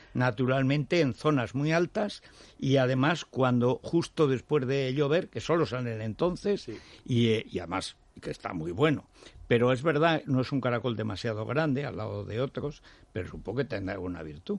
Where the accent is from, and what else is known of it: Teruel, Aragon, Spain; born or raised there; moved away